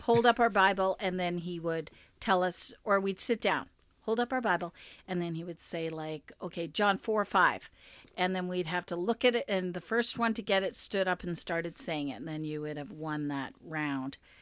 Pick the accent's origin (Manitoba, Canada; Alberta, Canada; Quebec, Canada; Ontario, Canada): Manitoba, Canada; Winnipeg; I was from Winnipeg